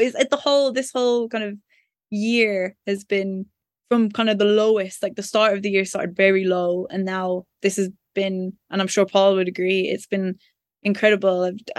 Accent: Ireland; I don't know, is it because we're Irish? Then it's kind of the thing of, oh, you're not English.

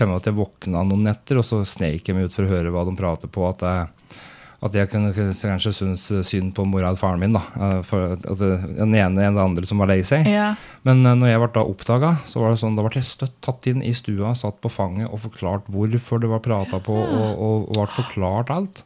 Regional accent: Brumunddal, Innlandet, Norway; født og oppvokst i Brumunddal, hvor jeg fortsatt bor

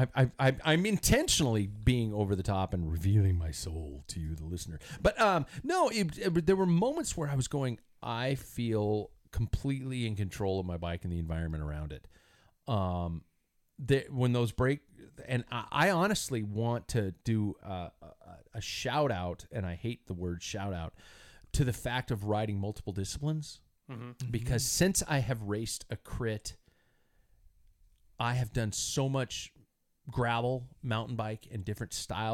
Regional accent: United States; I'm American.

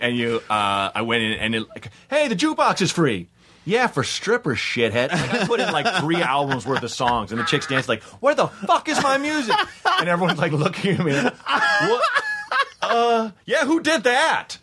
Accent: Portland, United States; I'm from Portland

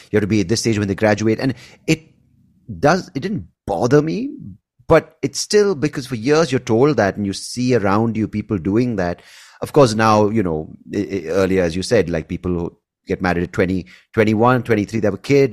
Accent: India; also born or lived in Bangalore; we're all Indian

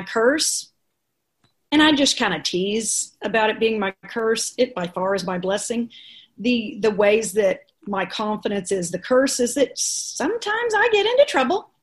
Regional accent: Dallas, Texas, United States; I'm from Dallas

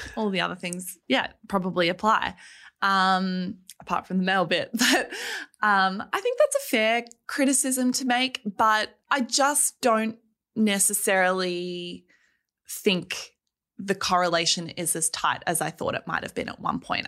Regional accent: Melbourne, Victoria, Australia; I grew up in Melbourne.

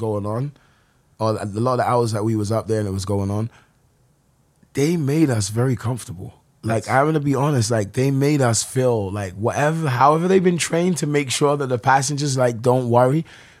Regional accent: London, United Kingdom; accent: weird New York London; moved away as an adult; also born or lived in New York; Brixton, South London.

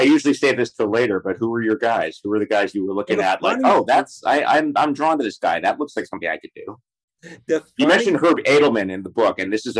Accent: New York City, New York, United States; I was born in I'm from Deep Queens, but I grew up in Midtown, and I spent my last couple of years in Astoria.

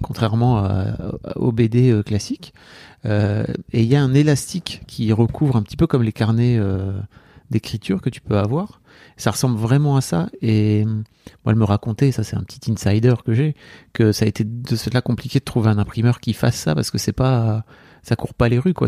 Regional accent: the North, France; J'ai grandi dans le Nord.

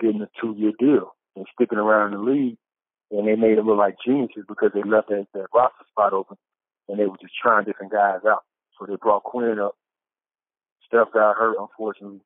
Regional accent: the South, United States; I'm from the South

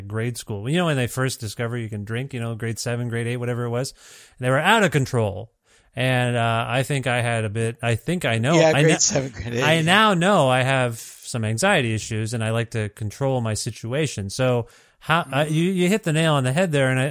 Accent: Ontario, Canada; moved away as an adult; now in Alberta, Canada; I'm from Ontario. Canada

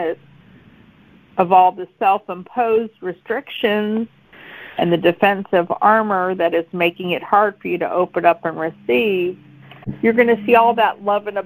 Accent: McKeesport, Pennsylvania, United States; I'm from McKeesport in Pittsburgh

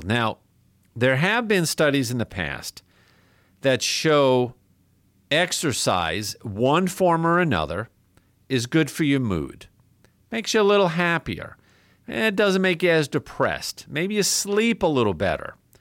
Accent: New York, United States; moved away; the capital of my home state, New York

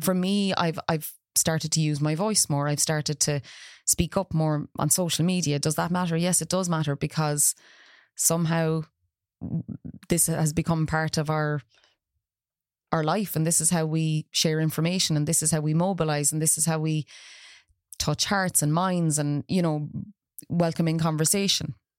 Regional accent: Ireland; now in Galway, Ireland; as Irish people

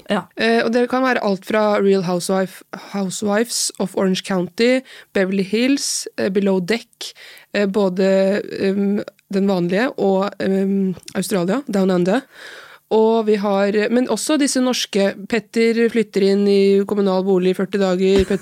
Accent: Oslo, Norway; also born or lived in Larvik / Trondheim; Nei, for du er fra Oslo. Ja. Men jeg er halvt fra Larvik, da.

